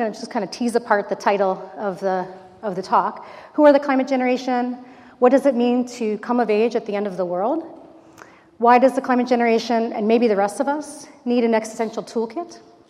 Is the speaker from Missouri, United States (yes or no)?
no; Los Angeles, California, United States; I grew up in Los Angeles, so this is not too far from where I used to do my maybe not so great 16-year-old drives up here for Santa Barbara culture.